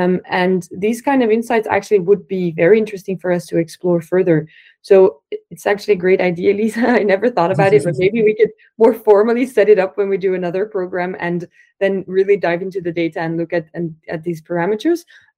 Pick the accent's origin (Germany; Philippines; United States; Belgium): Belgium; English is a second language; We're also from Belgium, so it's more like a local thing as well.